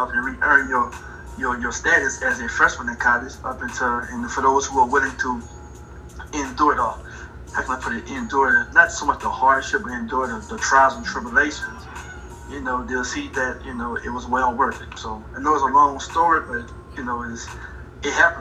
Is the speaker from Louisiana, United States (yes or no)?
yes; LaPlace, Louisiana, United States; moved away as an adult; also born or lived in Orlando, Florida; I'm originally from La Place, Louisiana. Graduated from Destrehan High School